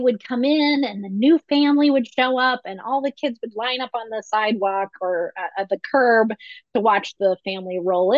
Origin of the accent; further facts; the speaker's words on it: north central Ohio, United States; I'm from the Midwest. I'm from the north central part of Ohio